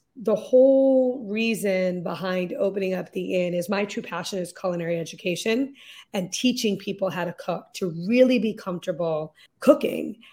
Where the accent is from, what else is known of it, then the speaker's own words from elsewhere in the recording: Lexington, Massachusetts, United States; also born or lived in London; we moved back to Lexington, Massachusetts, which is where I had moved when I was twelve, so it's my hometown